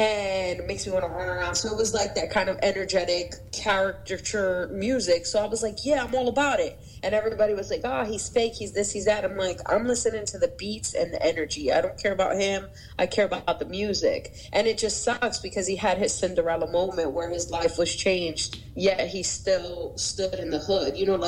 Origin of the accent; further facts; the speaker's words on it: New York City, New York, United States; I'm from Brooklyn, New York.